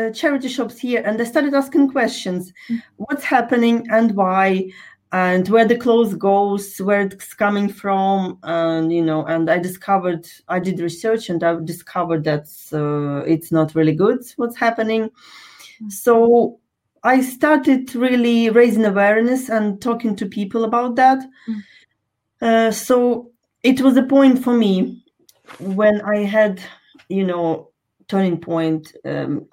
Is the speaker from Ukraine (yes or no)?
yes; Ukraine; moved away; I was born in Ukraine, in case you're wondering what's up with my accent.